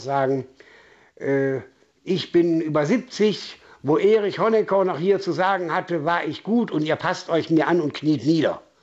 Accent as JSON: {"language": "German", "town": "Essen", "region": "North Rhine-Westphalia", "country": "Germany", "moved": "yes", "lives_now": "Bautzen, Germany", "said": "ich komme nicht aus Sachsen, ich komme mitten aus dem Ruhrpott."}